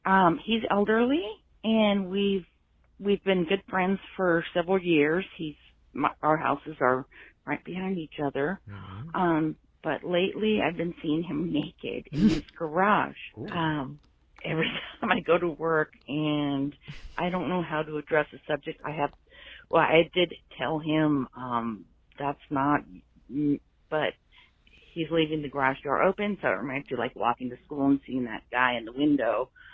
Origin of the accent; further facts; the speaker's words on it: Orange County, California, United States; now in Texas, United States; I'm from Orange County, now in Texas for a while.